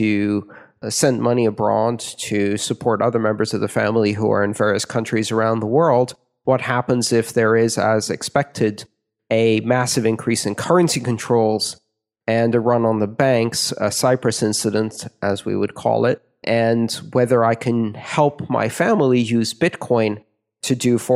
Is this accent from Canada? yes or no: no; Greece; my home country